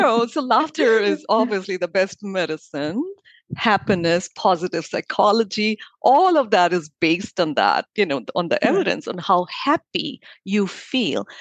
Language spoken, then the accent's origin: English; India; now in Miami, United States; I grew up in India